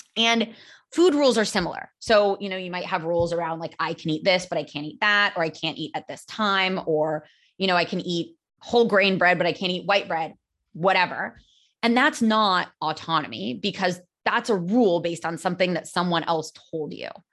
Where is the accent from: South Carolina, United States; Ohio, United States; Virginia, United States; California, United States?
California, United States; accent: American; moved away as an adult; now in Barcelona, Spain; I am American. I'm from California